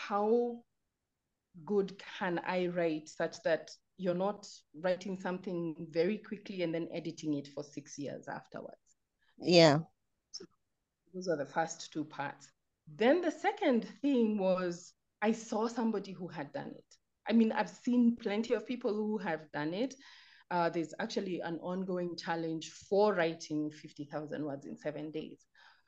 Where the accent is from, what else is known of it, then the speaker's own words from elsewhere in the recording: Nairobi, Kenya; I'm a writer from Nairobi.